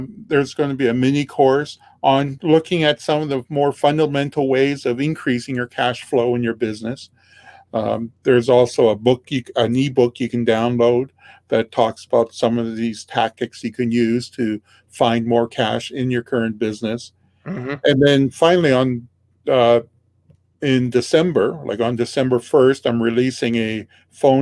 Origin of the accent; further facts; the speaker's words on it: Regina, Saskatchewan, Canada; I'm from Regina, Saskatchewan, Canada